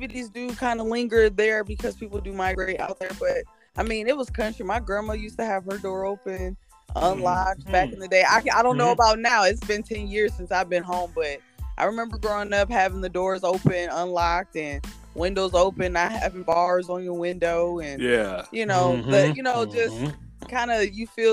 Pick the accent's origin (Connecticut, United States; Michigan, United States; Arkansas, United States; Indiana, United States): Michigan, United States; Jackson; moved away as an adult; also born or lived in Adrian, Michigan; now in Dallas, United States; I was born and raised in Michigan. I was on the outskirts of Detroit. A lot of people don't know the city. It's called Jackson. Small town. So I grew up there